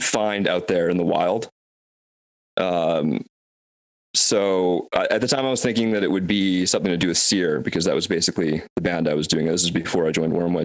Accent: Vancouver, British Columbia, Canada; I am from Vancouver, Canada

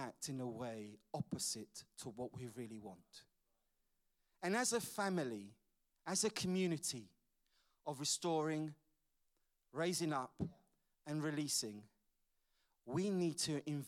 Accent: London, United Kingdom; As I was growing up in London, my father died when I was 15 years old

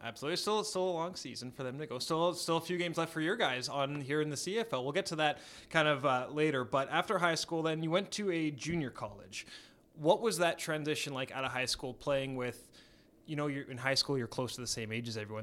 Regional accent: Edmonton, Alberta, Canada; growing up here i, in Edmonton like I did

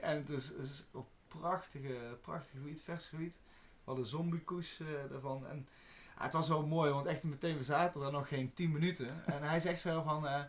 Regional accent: Netherlands; als Nederlander

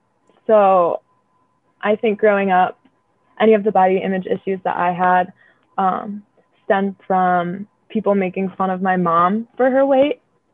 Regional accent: Northeast Ohio, United States; also born or lived in Cleveland, Ohio / Willoughby, Ohio; I grew up in Cleveland, Ohio, but I moved to Willoughby, Ohio when I was in middle school. I lived like in a whole bunch of places up there, but Northeast Ohio my whole life.

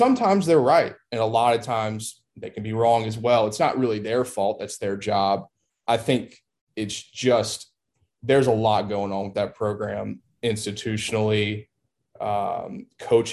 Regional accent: Baton Rouge, Louisiana, United States; I've been an LSU fan growing up in Baton Rouge my whole life

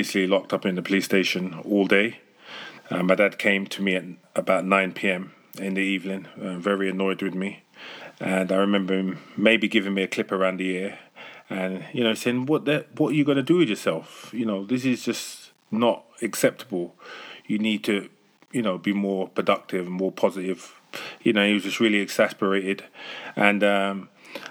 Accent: London, United Kingdom; So I'm from London in England, the UK. And I grew up in a rough, tough neighborhood called Stonebridge in Harlesden.

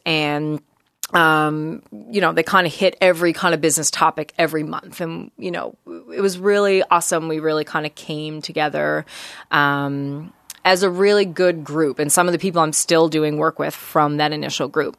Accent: Deer Lake, Newfoundland and Labrador, Canada; now in Halifax, Canada; my household growing up in Newfoundland was pretty busy.

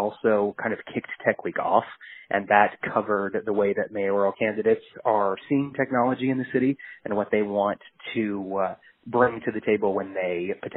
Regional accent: Kansas City, United States; I'm from Kansas City originally

